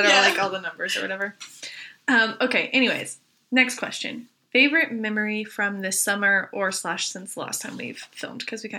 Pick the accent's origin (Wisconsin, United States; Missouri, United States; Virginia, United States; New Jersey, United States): Virginia, United States; now in Aberdeen; as was said, and I'm from Virginia, I like to say.